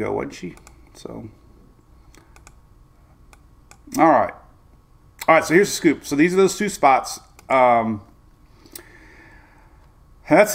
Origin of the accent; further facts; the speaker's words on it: Bradenton, Florida, United States; from Bradenton, that's my hometown